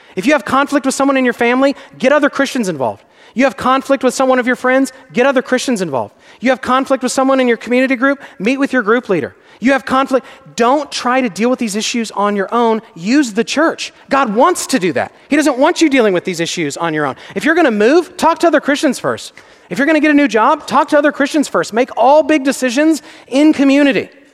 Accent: Texas, United States; I'm from Texas.

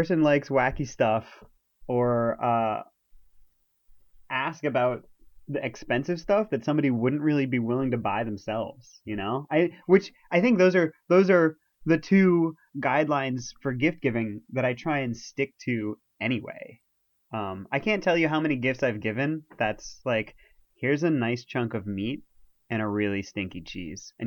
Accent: New York, United States; we're from New York

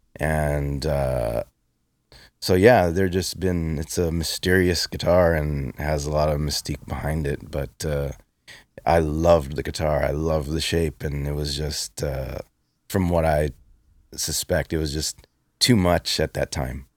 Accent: Los Angeles, California, United States; In East LA, I grew up in East

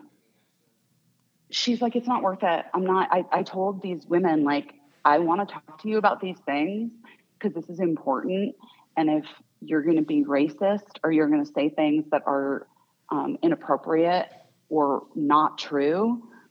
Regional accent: Arizona, United States; I grew up in Arizona.

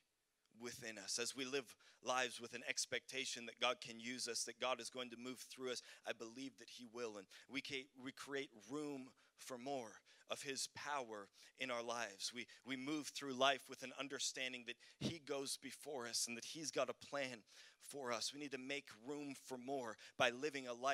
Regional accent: Canada; moved away; also born or lived in Sweden; I'm from Canada

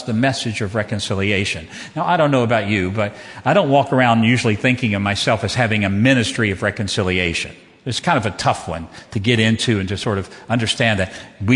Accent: Southwest Virginia, United States; Southwest Virginia, that is Southern

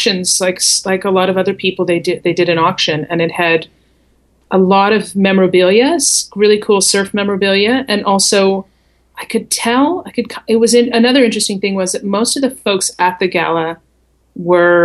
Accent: Canada; accent: Canadian; also born or lived in Calgary; I was from Canada

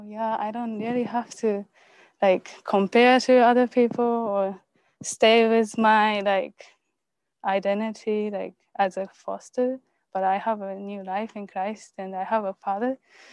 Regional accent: Japan; I'm from Japan.

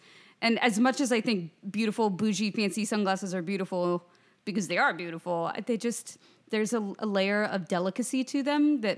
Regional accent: Lawrence, Kansas, United States; I grew up in Lawrence, Kansas, so I grew up on a lot of red meat.

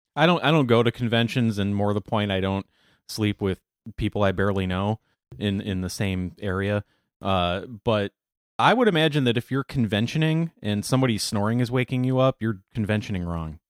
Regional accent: Racine, Wisconsin, United States; moved away; I grew up in Racine.

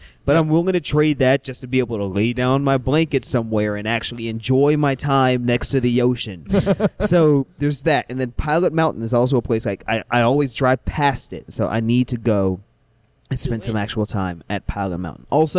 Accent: Illinois, United States; moved away as an adult; now in North Carolina, United States; I spent 19 years growing up in Illinois.

